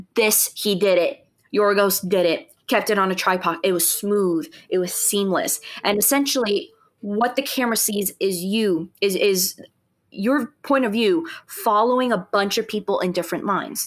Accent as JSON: {"language": "English", "country": "United States", "said": "I'm speaking as an American"}